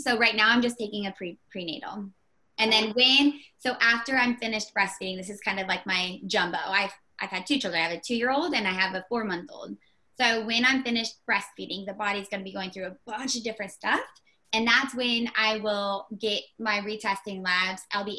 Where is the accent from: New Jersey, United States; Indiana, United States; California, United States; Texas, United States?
Indiana, United States